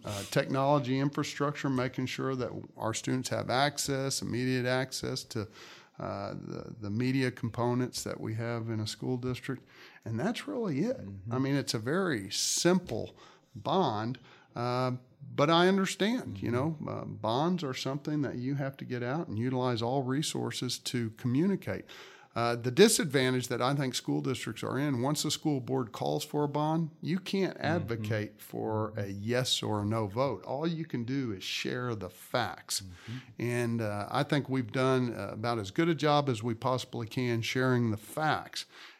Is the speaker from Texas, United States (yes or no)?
yes; Katy, Texas, United States; When I grew up in Katy and graduated Taylor High School in 1983, there were a little less than 10,000 kids in the district.